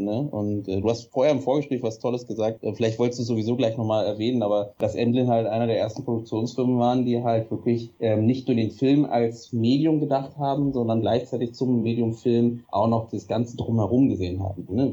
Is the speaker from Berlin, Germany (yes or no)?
yes; Berlin, Germany; bin aus Berlin